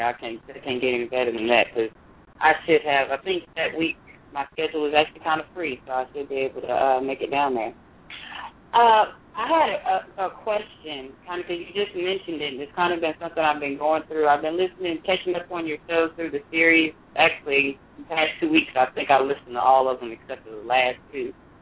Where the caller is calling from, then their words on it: Fort Worth, Texas, United States; I'm calling from Fort Worth, Texas.